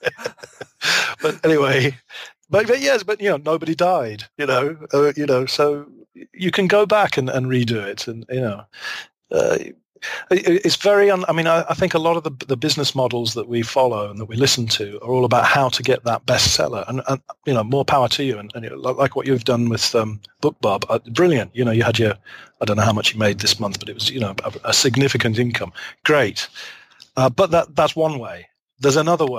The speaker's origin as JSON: {"language": "English", "town": "Leicester", "region": "East Midlands", "country": "United Kingdom", "tie": "born or raised there", "also_born_or_lived": "Arkansas, United States", "moved": "as an adult", "lives_now": "Abiko, Japan", "said": "I'm from Leicester in England"}